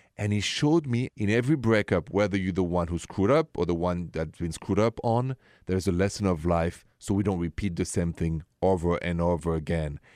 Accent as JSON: {"language": "English", "country": "France", "moved": "yes", "lives_now": "United States", "said": "I'm an American now from France"}